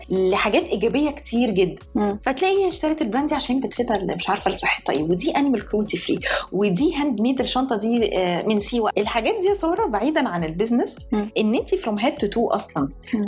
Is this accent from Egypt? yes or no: yes; Egypt; احنا كمصريين